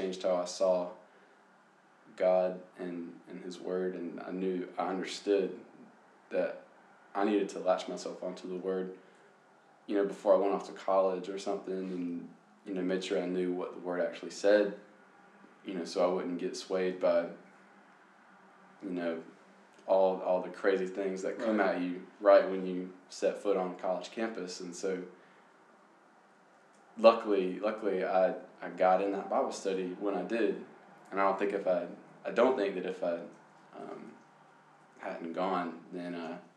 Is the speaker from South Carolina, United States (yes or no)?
yes; Lancaster, South Carolina, United States; now in Columbia, United States; I'm from Lancaster, South Carolina